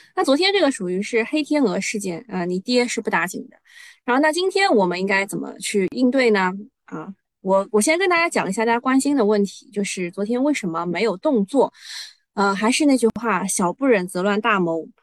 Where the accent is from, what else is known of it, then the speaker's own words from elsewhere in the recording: China; 作为中国人